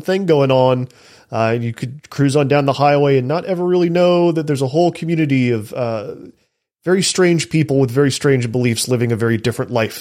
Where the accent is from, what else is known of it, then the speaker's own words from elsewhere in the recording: Texas, United States; I'm from Texas.